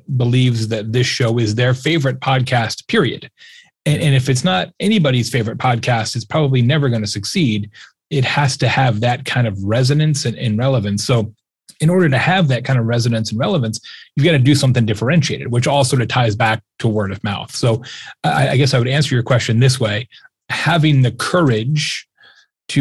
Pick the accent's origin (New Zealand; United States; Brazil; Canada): United States; Arizona; I grew up in Arizona